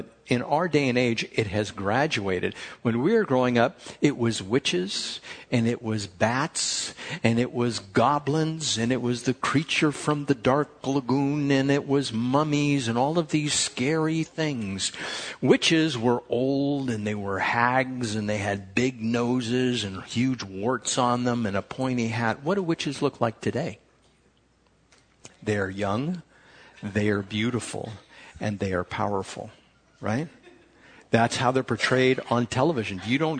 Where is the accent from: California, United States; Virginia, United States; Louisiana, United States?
California, United States; Chula Vista; I grew up in Chula Vista, We went to Rosebank Elementary School